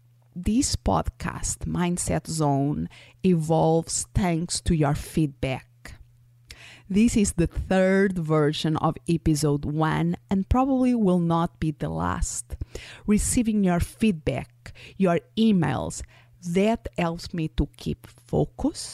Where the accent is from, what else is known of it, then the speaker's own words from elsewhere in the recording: Portugal; first language Portuguese; English is a second language; moved away; I was born and raised in Portugal, so my first language is Portuguese.